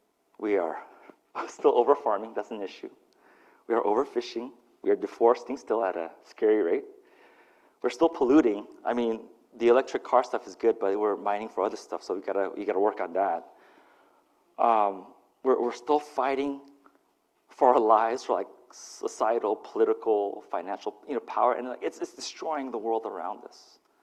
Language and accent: English; Utah, United States; also born or lived in Mississippi; And I grew up in Utah and Mississippi my first 5 years, and so that was my worldview. And so to be unplugged from that and then plopped into the motherland, Korea, it was such a culture shock for me.